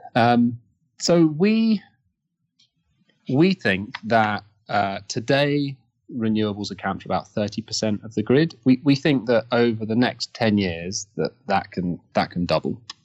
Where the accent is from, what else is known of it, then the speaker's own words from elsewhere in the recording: Kent, South East England, United Kingdom; I grew up in Kent, uh, in the UK, so outside London.